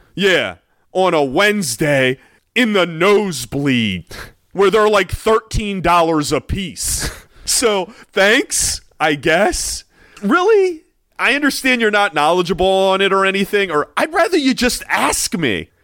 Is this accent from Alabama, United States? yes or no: no; Maryland, United States; I was from Maryland